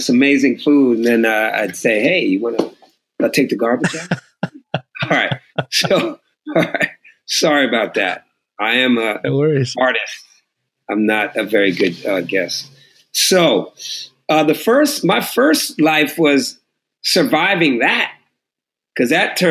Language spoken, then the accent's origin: English; Oakland, California, United States; also born or lived in Los Angeles; I'm from Oakland.